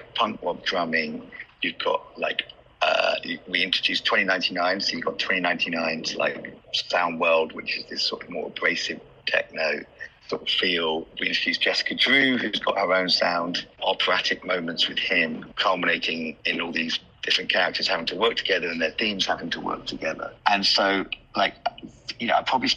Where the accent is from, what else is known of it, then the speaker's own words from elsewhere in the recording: London, United Kingdom; being from London